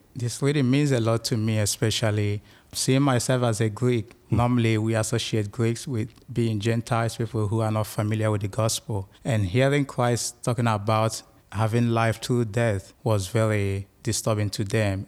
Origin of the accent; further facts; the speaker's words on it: Nigeria; now in United States; I'm from Nigeria in Western Africa.